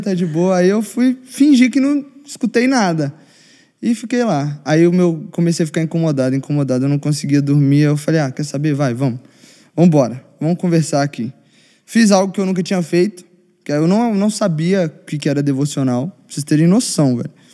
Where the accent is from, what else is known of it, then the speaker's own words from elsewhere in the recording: Belo Horizonte, Minas Gerais, Brazil; Eu sou de Belo Horizonte